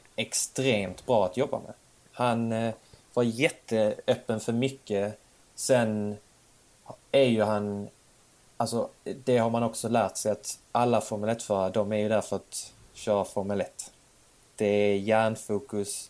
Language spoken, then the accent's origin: Swedish; Sweden; also born or lived in Bjärred; jag var svensk